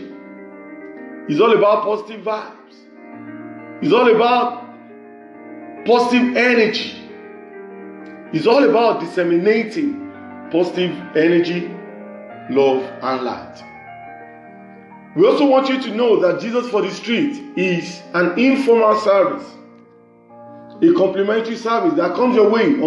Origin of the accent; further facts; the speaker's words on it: Nigeria; from Nigeria, the west side of Africa.